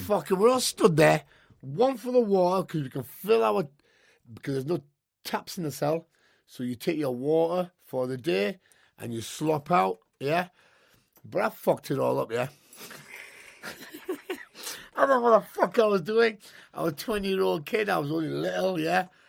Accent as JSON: {"language": "English", "town": "Newcastle", "region": "North East England", "country": "United Kingdom", "said": "I'm from Newcastle, just used to white lads"}